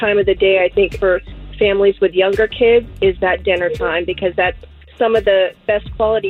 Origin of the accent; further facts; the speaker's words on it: Altamont, United States; I'm from Altamont.